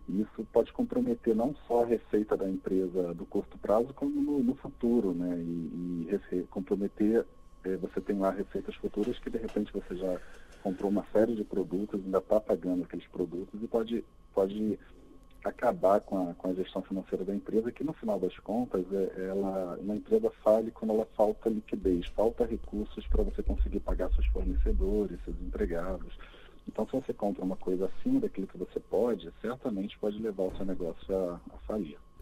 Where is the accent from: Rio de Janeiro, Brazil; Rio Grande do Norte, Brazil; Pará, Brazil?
Rio de Janeiro, Brazil; eu sou seu conterrâneo, Ricardo, também sou do Rio de Janeiro